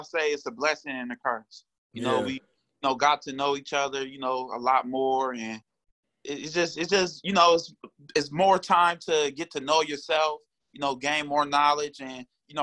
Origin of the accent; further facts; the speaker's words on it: Springfield, Ohio, United States; I'm from Springfield, Ohio